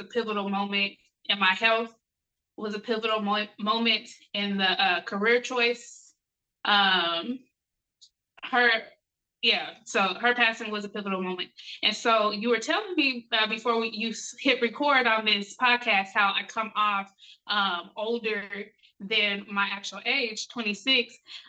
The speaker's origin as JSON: {"language": "English", "region": "Colorado", "country": "United States", "tie": "born or raised there", "said": "It was cool. I grew up with a lot of love, mainly from my mom."}